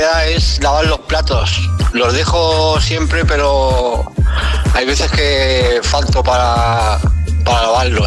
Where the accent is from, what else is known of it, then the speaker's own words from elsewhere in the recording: Asturias, Spain; soy de Asturias